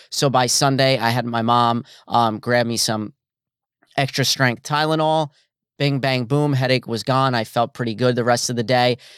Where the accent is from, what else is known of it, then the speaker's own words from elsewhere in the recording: New Jersey, United States; my home state at MetLife Stadium